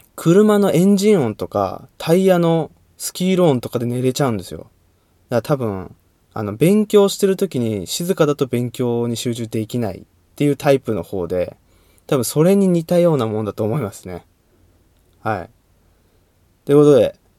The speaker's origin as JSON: {"language": "Japanese", "region": "Saitama", "country": "Japan", "tie": "born or raised there", "said": "出身地はどこ埼玉県です"}